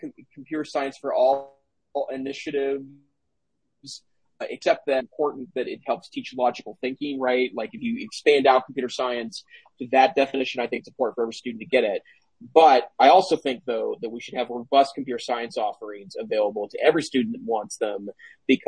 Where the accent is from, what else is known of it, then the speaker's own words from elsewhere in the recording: Montana, United States; I'm from Montana.